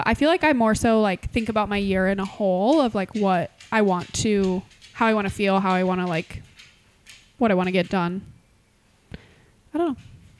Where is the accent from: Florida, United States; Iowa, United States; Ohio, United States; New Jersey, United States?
Iowa, United States; moved away; a lot of people don't know that I grew up in Iowa.